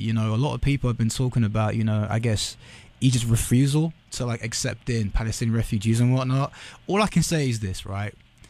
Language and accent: English; United Kingdom; accent: British; Like, for example, in English, where I've got my British accent, you've got your American accent.